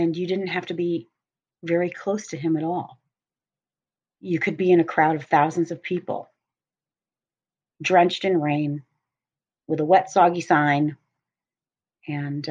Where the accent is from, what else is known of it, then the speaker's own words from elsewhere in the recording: Cleveland, Ohio, United States; moved away as an adult; also born or lived in Boston; I grew up in Cleveland, Ohio, but went to Boston area to go to school.